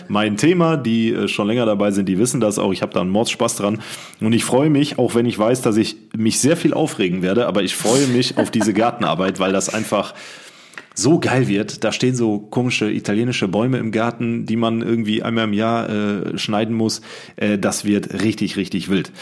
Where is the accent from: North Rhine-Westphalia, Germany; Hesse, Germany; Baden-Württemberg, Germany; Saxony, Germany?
North Rhine-Westphalia, Germany; Siegen; moved away; Ich bin mitten im Ghetto groß geworden.